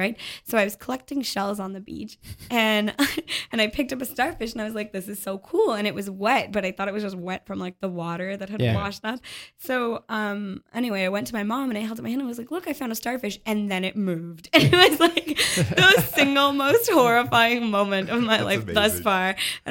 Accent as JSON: {"language": "English", "town": "Montreal", "region": "Quebec", "country": "Canada", "said": "I'm from Montreal."}